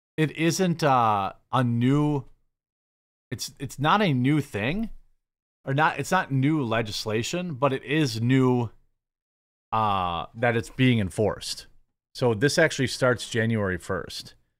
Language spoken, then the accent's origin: English; Midwest, United States; as a Midwesterner